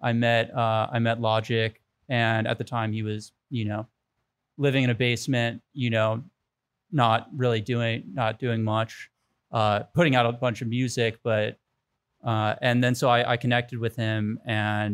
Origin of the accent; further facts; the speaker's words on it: Washington, District of Columbia, United States; moved away as an adult; now in Los Angeles, United States; I'm from Washington, D.C. originally. I moved out here about almost 10 years ago, to launch the business